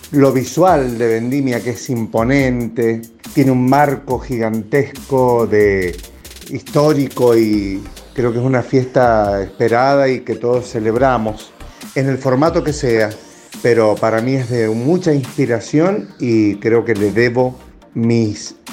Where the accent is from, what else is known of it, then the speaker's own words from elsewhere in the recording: Mendoza, Argentina; Yo nací en Mendoza y me crié viendo vendimias.